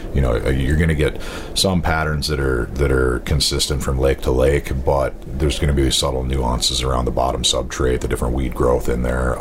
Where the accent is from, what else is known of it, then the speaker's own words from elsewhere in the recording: North Dakota, United States; also born or lived in southwestern Wisconsin; now in Wisconsin, United States; I grew up in North Dakota